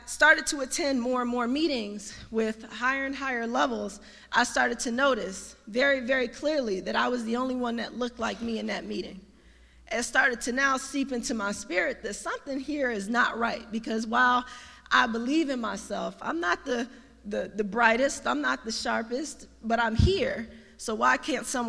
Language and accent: English; Detroit, Michigan, United States; moved away as an adult; also born or lived in Missouri; now in Washington, D.C., United States; I came from Detroit, Michigan, so I'm a homegrown Detroiter, by way of Missouri